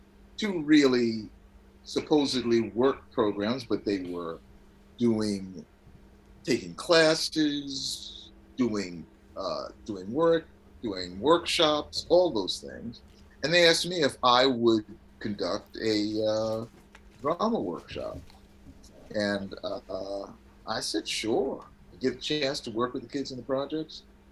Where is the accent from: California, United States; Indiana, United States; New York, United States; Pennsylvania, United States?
New York, United States; New York City; When I was growing up in Queensbridge, I grew up in the 40 side of 12th Street